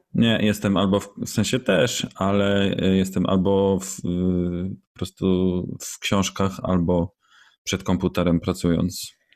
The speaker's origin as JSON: {"language": "Polish", "country": "Poland", "said": "Jestem z Polski"}